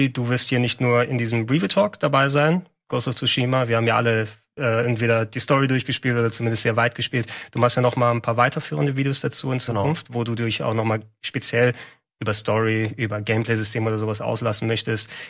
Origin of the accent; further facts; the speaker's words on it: Attica, Greece; ich fand es eben schön, dass du wirklich eine Handvoll Kilometer zwischen Athen und meinem Heimatdorf hast